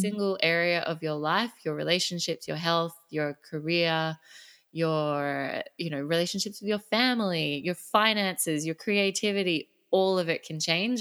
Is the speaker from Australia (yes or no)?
yes; Sydney, New South Wales, Australia; now in Phuket, Thailand; I am an Australian girl. Grew up in Sydney.